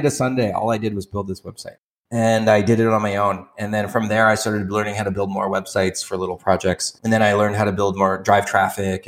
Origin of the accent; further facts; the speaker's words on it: Torrance, California, United States; moved away as an adult; also born or lived in Santa Barbara / San Diego; now in Tijuana, Mexico; So I grew up in a suburb of LA called Torrance